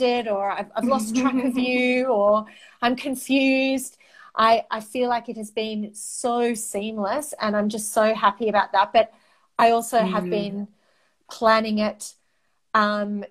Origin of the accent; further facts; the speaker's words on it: Australia; first language Greek; English is a second language; I'm the first generation in my family born in Australia.